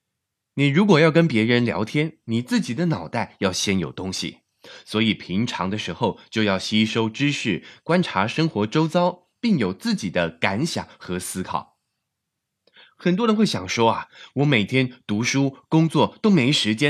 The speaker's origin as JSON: {"language": "Chinese", "country": "China", "said": "但我相信，对我们中国人来说也是越来越重要了。"}